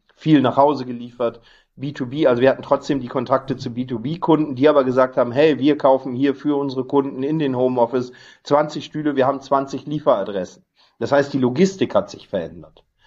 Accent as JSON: {"language": "German", "region": "Northern Germany", "country": "Germany", "tie": "born or raised there", "said": "bin ähm, gebürtiger Norddeutscher"}